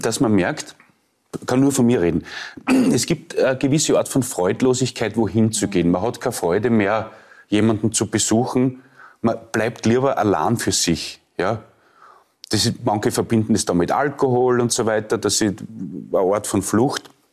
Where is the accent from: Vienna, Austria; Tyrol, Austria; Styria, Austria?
Styria, Austria; Leoben; also born or lived in Lower Austria; ich bin ja in Leoben aufgewachsen